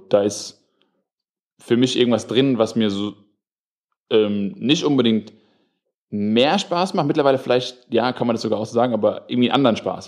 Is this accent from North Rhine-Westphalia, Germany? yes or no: no; Darmstadt, Hesse, Germany; moved away as an adult; now in Frankfurt, Germany; ich komme ja aus Darmstadt